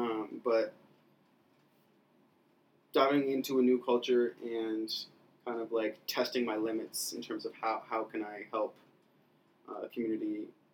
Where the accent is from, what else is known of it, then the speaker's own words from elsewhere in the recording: Vermont, United States; moved away as an adult; also born or lived in Ohio; now in Panama; I loved my upbringing in Vermont